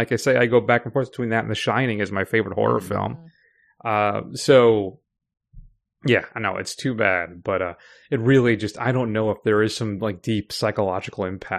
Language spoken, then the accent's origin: English; Connecticut, United States; I'm a New England guy. I'm from Connecticut